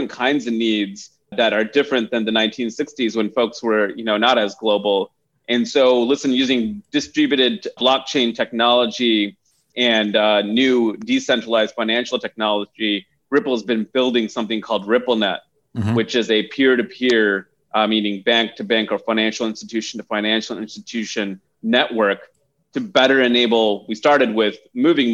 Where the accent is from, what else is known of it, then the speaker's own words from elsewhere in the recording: Michigan, United States; moved away as an adult; also born or lived in San Francisco; I grew up in Michigan and went to the University of Michigan